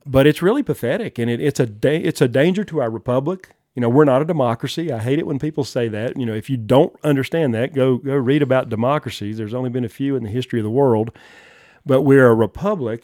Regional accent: the South, United States; moved away as an adult; now in Johnson County, Wyoming, United States; I was born and raised in the South

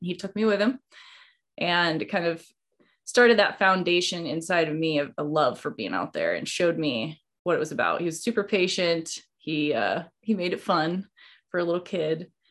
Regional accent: Idaho, United States; now in Montana, United States; I live in Montana, but I grew up in Idaho.

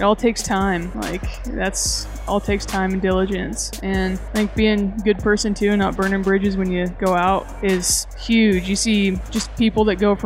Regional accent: Northwest Nebraska, United States; from Northwest Nebraska originally, grew up on like cattle ranch

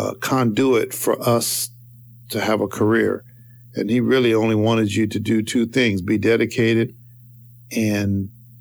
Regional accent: Denver, Colorado, United States; moved away; also born or lived in Carthage, Missouri; Denver, where I got married, my hometown, my town I grew up in, hometown

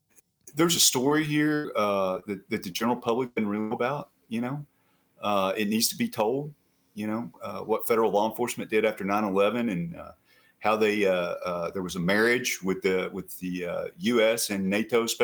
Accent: West Virginia, United States; moved away as an adult; I was the assistant special agent in charge of all the offices in West Virginia

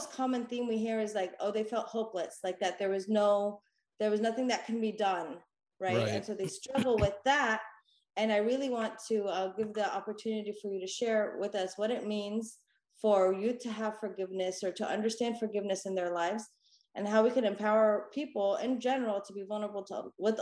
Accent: California, United States; now in Dallas, United States; I tried to move back to where I grew up, which is California

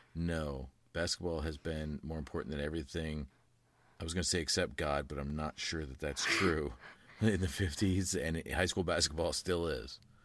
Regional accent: Columbus, Indiana, United States; moved away; also born or lived in Florida; growing up in Indiana

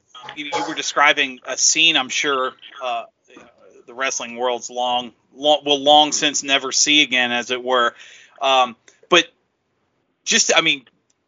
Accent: New Jersey, United States; my last name ends in a vowel, and I was born in New Jersey

